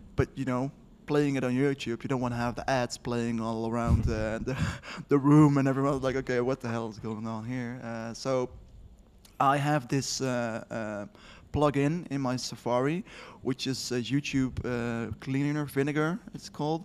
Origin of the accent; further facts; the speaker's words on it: Netherlands; I'm from the Netherlands